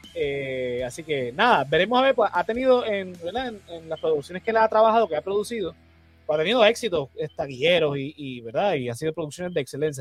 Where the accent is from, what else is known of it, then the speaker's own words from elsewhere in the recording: Puerto Rico; nosotros como puertorriqueños